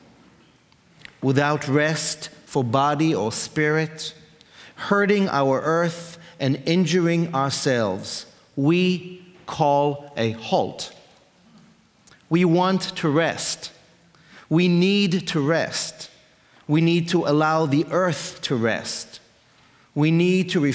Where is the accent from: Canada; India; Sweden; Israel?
Israel; I grew up in Israel, in a religious home